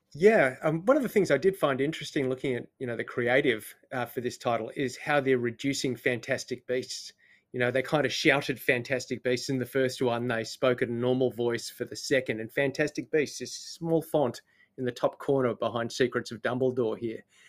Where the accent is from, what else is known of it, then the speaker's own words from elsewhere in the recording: Australia; now in New Zealand; I just live here. I'm not one of the people. I'm Australian